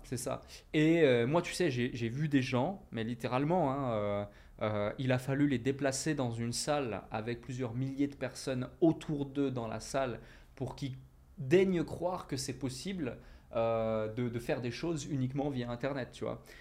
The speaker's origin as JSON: {"language": "French", "country": "Switzerland", "tie": "born or raised there", "moved": "as an adult", "lives_now": "Dubai, United Arab Emirates", "said": "j'habitais en Suisse, je suis né en Suisse, je suis suisse à la base"}